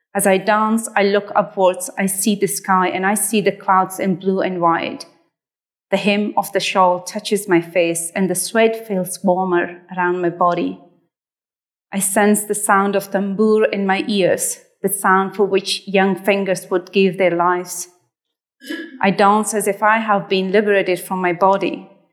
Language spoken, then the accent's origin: English; Afghanistan; moved away; this was piece of my home country